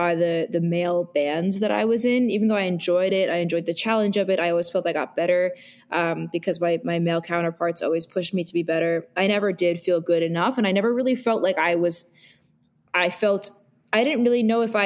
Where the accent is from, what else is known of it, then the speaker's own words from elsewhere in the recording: New York City, New York, United States; growing up in New York City